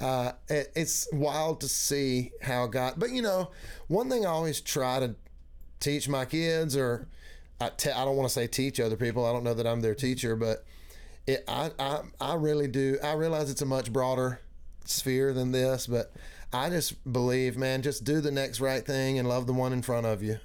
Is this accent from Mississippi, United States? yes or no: yes; Mississippi, United States; moved away as an adult; also born or lived in Grenada, Mississippi / Kosciusko, Mississippi / Meridian, Mississippi; now in Tennessee, United States; I did all, all of my growing up in Mississippi